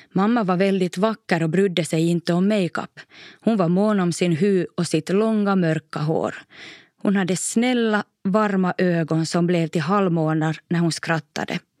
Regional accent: Korsholm, Ostrobothnia, Finland; also born or lived in Maxmo; vardagen hemma i Toby Korsholm ändå trygg

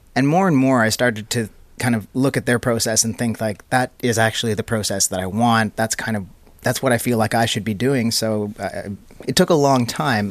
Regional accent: Canada; moved away as an adult; now in Finland; I grew up in Canada.

